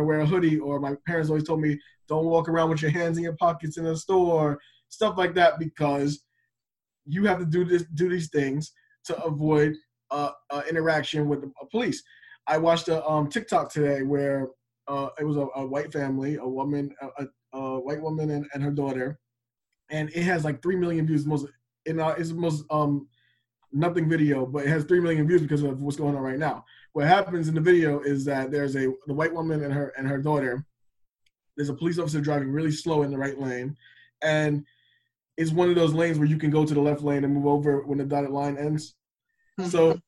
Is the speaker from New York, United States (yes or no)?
yes; New York, United States; I grew up a lot in New York